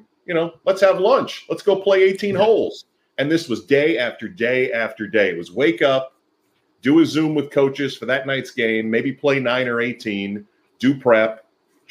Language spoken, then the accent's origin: English; Albany, New York, United States; moved away as an adult; also born or lived in Cleveland; Albany, New York, which was my hometown.